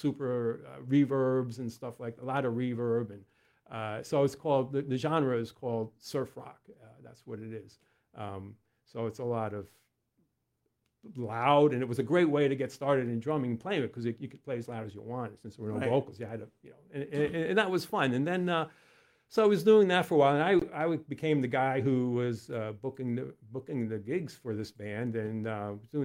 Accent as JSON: {"language": "English", "area": "Westchester County", "region": "New York", "country": "United States", "tie": "born or raised there", "moved": "as an adult", "lives_now": "Lancaster County, United States", "said": "When I was growing up in Westchester, one of my brothers was a drummer"}